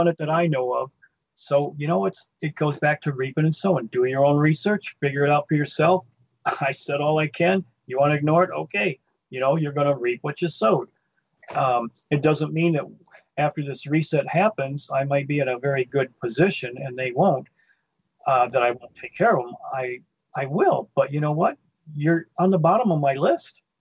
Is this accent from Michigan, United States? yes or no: yes; Livonia, Michigan, United States; Growing up in Livonia, I lived in Dutch Mill Farms, which is a blue collar auto working place